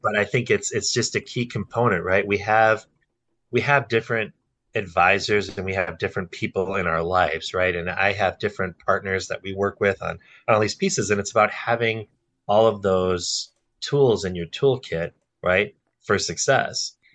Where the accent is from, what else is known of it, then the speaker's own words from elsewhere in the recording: Brookfield, Wisconsin, United States; also born or lived in New Berlin, Wisconsin; I grew up in Brookfield and I literally migrated five minutes south to New Berlin